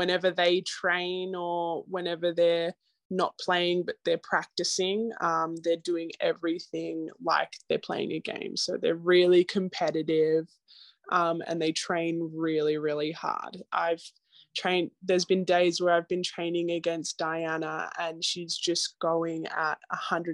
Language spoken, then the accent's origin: English; Australia; moved away as an adult; now in United States